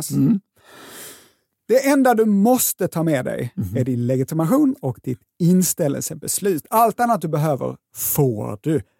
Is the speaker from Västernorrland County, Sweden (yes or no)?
no; Skåne, Sweden; accent: Scanian; Och jag förstår att min skånska kan få det att låta som om det här var kriminalvärden.se.